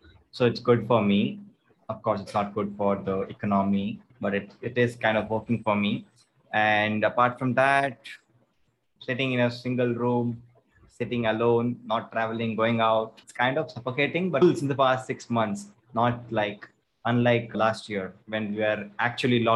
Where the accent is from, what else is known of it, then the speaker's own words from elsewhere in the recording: Chennai, Tamil Nadu, India; I'm from Chennai. Born and brought up in Chennai.